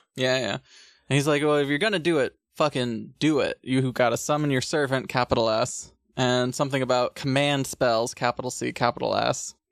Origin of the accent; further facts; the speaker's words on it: United States; I'm American